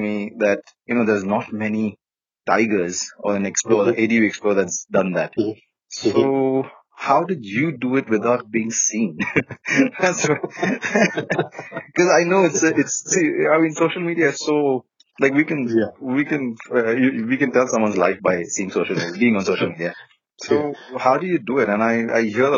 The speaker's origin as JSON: {"language": "English", "town": "Pune", "region": "Maharashtra", "country": "India", "said": "I'm from Pune"}